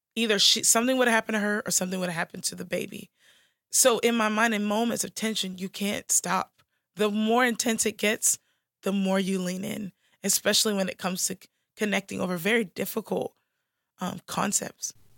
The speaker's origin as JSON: {"language": "English", "country": "United States", "said": "I'm American"}